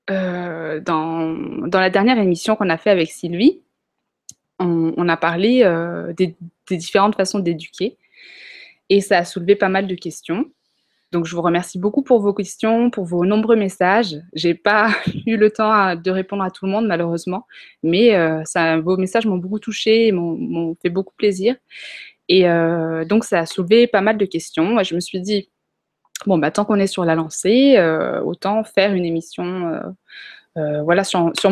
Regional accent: Chad; donc on a grandi au Tchad, en Afrique, dans la brousse même

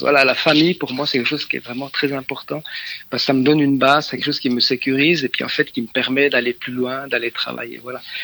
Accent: Switzerland; je suis suisse

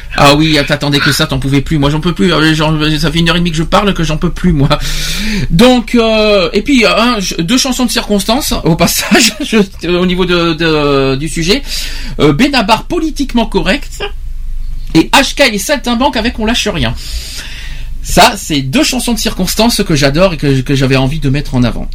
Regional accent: Nouvelle-Aquitaine, France; chez nous en Aquitaine

